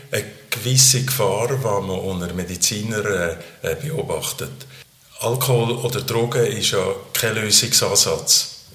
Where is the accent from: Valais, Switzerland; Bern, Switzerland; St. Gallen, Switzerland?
Valais, Switzerland; Eigentlich hätten man ja als Walliser in eine katholische Universität, das kann eigentlich nicht wählen